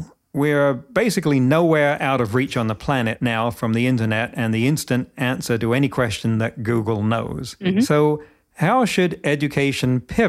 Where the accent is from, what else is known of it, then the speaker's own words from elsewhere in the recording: United Kingdom; moved away; I grew up in Britain, went to high school there